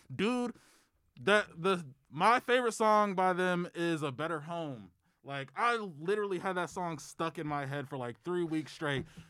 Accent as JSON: {"language": "English", "region": "Michigan", "country": "United States", "tie": "born or raised there"}